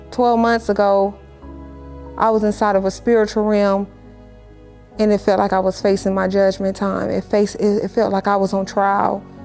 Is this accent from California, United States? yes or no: yes; Los Angeles, California, United States; I'm born and raised in Los Angeles, California